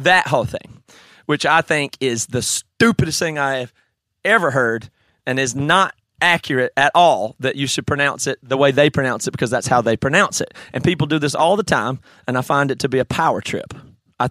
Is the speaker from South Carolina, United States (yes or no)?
yes; South Carolina, United States; I'm from Sakalana